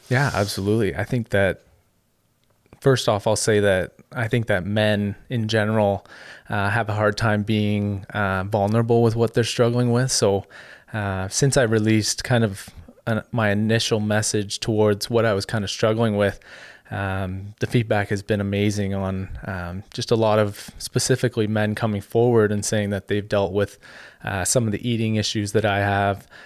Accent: Ottawa, Ontario, Canada; in Ottawa, so my hometown

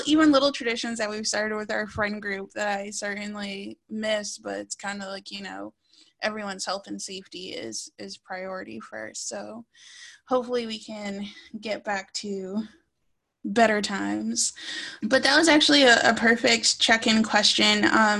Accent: Wampanoag, Massachusetts, United States; I'm a Kwinawapanog. That's a nation in Massachusetts.

